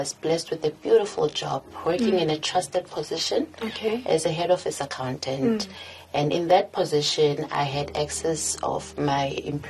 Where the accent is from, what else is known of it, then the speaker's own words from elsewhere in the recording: Sasolburg, Free State, South Africa; also born or lived in Welkom; I was born in Welkom, and I grew up in Sasolburg.